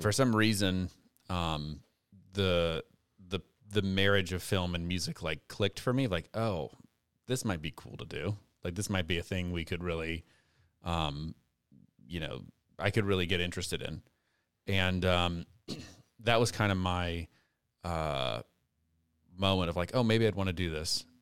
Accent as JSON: {"language": "English", "town": "Lafayette", "region": "Louisiana", "country": "United States", "tie": "born or raised there", "lives_now": "Youngsville, United States", "said": "I'm originally from Lafayette. And, uh, uh, born and raised"}